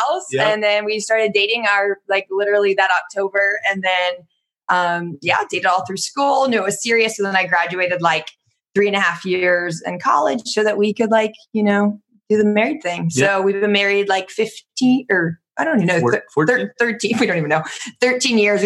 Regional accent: Cincinnati, Ohio, United States; moved away as an adult; now in Florida, United States; I'm from Cincinnati

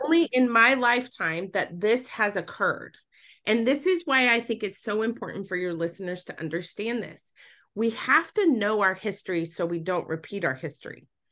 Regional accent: Utah, United States; moved away; I was born and raised in Utah

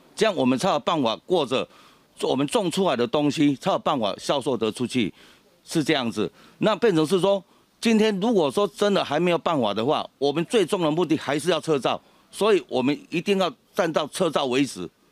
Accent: Miaoli County, Taiwan; 其实哈，我们农民很简单呐，因为我们在这里哈土生土长的，我们要的是什么？

